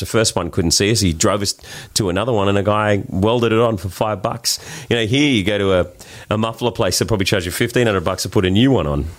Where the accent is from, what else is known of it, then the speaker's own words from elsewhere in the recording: Sydney, New South Wales, Australia; accent: Australian; We're from Bondi.